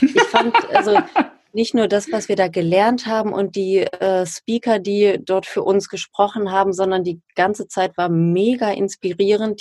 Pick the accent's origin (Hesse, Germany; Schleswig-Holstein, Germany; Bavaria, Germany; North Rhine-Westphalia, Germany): North Rhine-Westphalia, Germany; Ruhr area; ich komme ja aus dem Ruhrgebiet